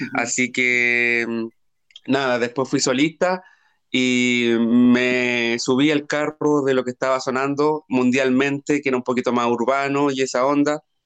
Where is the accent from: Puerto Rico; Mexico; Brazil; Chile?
Chile; moved away as an adult; also born or lived in Santiago, Chile; no soy de la capital de Chile, no soy de Santiago, soy de región